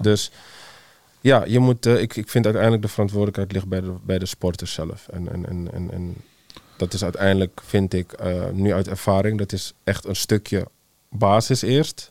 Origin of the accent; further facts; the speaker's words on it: Netherlands; we als Nederlanders